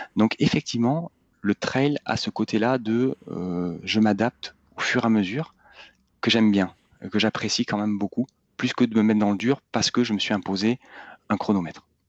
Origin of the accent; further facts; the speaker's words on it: Bordeaux, Nouvelle-Aquitaine, France; je suis originaire de Bordeaux